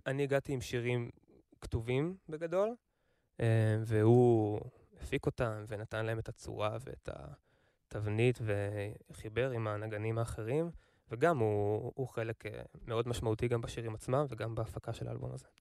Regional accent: Kfar Haruvim, Central District, Israel; אני מכפר חרוצים

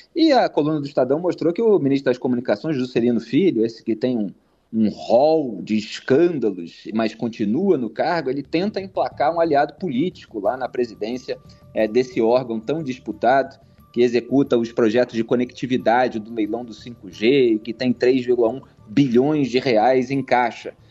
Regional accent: Rio de Janeiro, Brazil; now in São Paulo, Brazil; eu, como carioca, estou acostumado

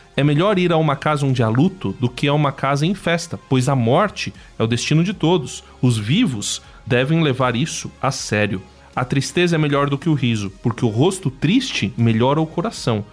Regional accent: Brazil; eu sou brasileiro

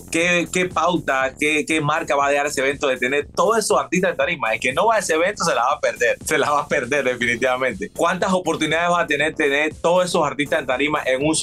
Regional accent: Panama; moved away; Yo tengo, yo me fui de Panamá en el 98

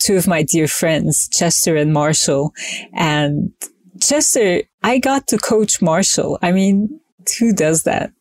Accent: Izmir, Turkey; moved away; I was born in Turkey in Izmir on the Aegean coast

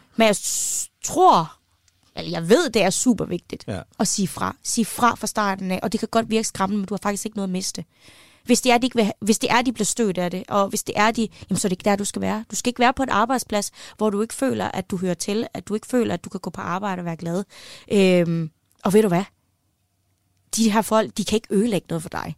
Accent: West Jutland, Central Denmark Region, Denmark; så er jeg vokset op i Vestjylland

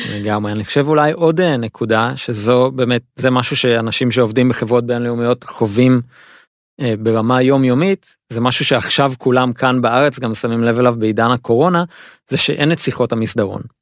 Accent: Israel; לנו לישראלים יש אה, נטייה לחשוב שאנחנו אה, יודעים אנגלית

